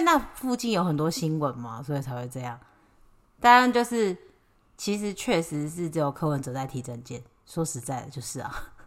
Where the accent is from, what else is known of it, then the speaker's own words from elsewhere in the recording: Taiwan; 我们台湾人不是白人